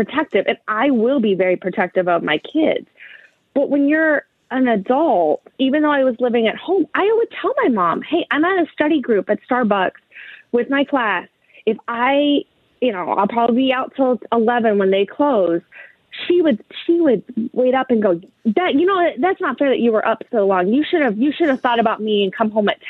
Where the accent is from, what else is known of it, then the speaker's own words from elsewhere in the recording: Northeast Ohio, United States; now in Columbus, United States; I grew up in Northeast Ohio.